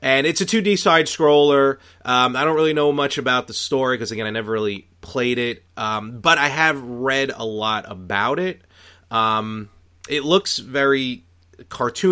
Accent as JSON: {"language": "English", "town": "New York City", "region": "New York", "country": "United States", "tie": "born or raised there", "said": "growing up in Brooklyn"}